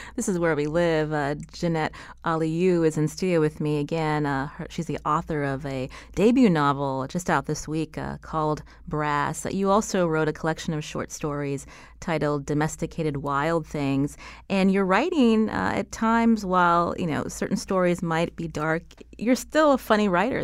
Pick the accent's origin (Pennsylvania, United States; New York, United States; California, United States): Pennsylvania, United States; I come from Pennsylvania, also, uh, near, uh, you know, Rust Belt City